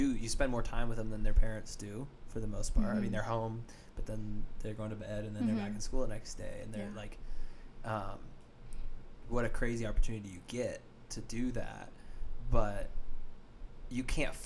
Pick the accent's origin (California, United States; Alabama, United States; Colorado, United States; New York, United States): Colorado, United States; Arvada; I grew up in Arvada in mm-hmm. the suburbs of Colorado